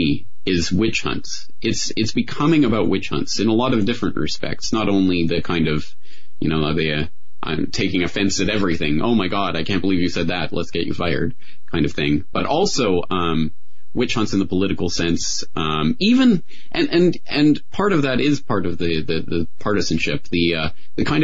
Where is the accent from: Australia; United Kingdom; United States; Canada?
Canada; I'm Canadian, so I only have my experience growing up in Canada to draw on